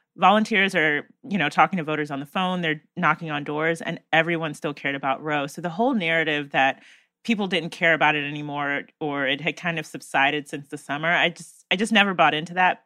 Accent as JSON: {"language": "English", "region": "North Carolina", "country": "United States", "tie": "born or raised there", "said": "my home state of North Carolina"}